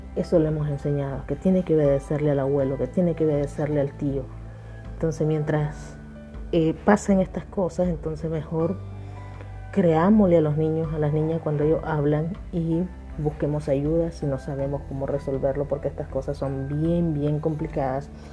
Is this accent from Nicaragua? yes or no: yes; Nicaragua; desde Nicaragua